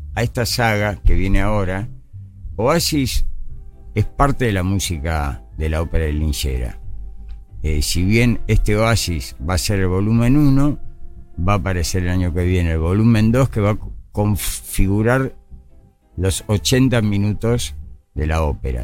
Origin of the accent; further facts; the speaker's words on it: Buenos Aires, Argentina; crecí en Parque de los Patricios